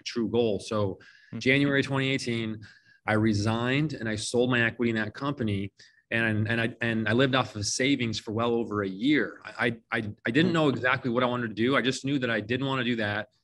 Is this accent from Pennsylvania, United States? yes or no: no; Phoenix, Arizona, United States; I was born and raised here in Phoenix, Arizona, you know, lived here my entire life.